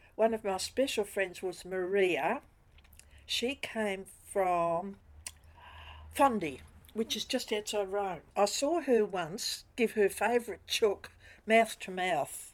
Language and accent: English; Australia; I am Australian. I was born here.